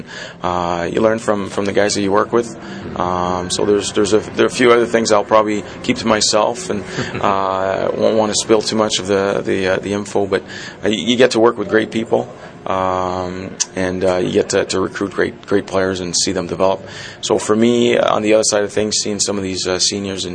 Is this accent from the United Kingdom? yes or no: no; Montreal, Quebec, Canada; born or raised there; moved away; also born or lived in North Andover, Massachusetts